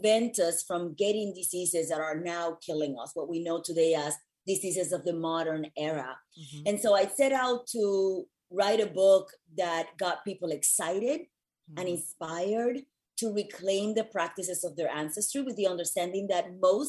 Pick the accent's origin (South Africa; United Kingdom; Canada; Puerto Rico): Puerto Rico; moved away as an adult; also born or lived in New York; now in Los Angeles, United States; I was born and raised in Puerto Rico